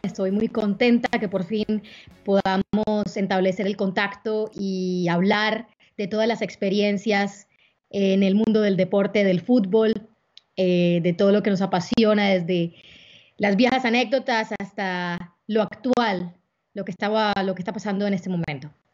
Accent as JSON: {"language": "Spanish", "town": "Barranquilla", "region": "Atlántico", "country": "Colombia", "also_born_or_lived": "Cartagena", "said": "soy barranquillera, pero también tengo una vida, un, un, pedazo de mi corazón en Cartagena"}